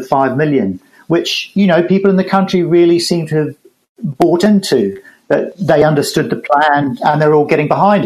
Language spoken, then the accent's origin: English; New Zealand; As a New Zealander